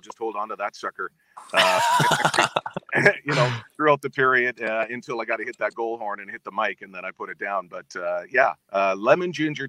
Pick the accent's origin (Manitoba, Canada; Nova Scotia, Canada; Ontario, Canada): Manitoba, Canada; Winnipeg; at the time when I was growing up in Winnipeg, listening to CKY, in CGLB in Winnipeg